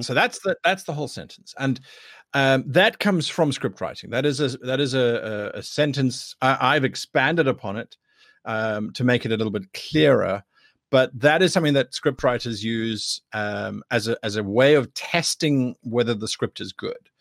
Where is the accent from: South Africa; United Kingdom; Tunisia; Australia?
South Africa; I am from South Africa